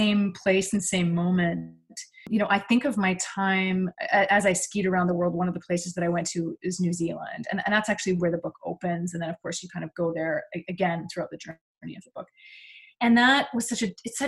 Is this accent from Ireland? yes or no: no; Vancouver, British Columbia, Canada; also born or lived in California; now in Bainbridge Island, United States; I grew up in Vancouver